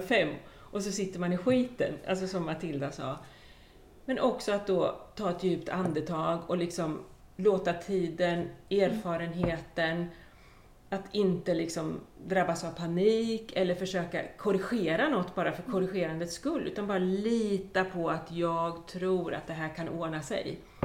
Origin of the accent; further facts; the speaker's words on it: Östergötland, Sweden; also born or lived in Skåne; jag kommer ju från Östergötland och lite samma sak. Uppvuxen på en gård